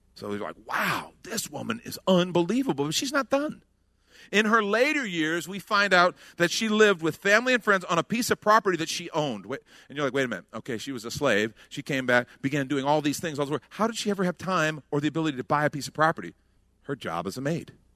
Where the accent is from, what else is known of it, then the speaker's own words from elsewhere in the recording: United States; as Americans who, honestly, we grew up saying, for God and country